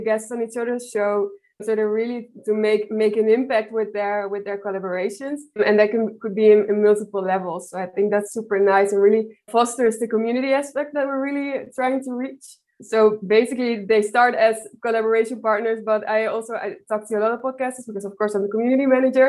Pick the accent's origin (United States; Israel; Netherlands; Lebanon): Netherlands; from the Netherlands, and I work for Audrey, which is a startup based in Berlin